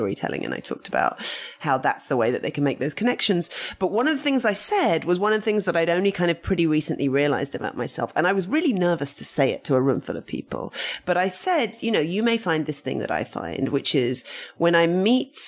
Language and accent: English; United Kingdom; I'm British and we're very much, even though my family were Russian, the kind of, my mum had grown up in England and my grandpa who brought me up also was very British